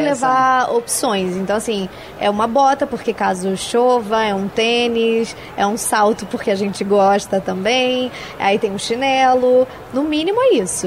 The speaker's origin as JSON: {"language": "Portuguese", "region": "São Paulo", "country": "Brazil", "moved": "yes", "lives_now": "Rio de Janeiro, Brazil", "said": "eu moro no Rio, mas eu sou daqui de São Paulo"}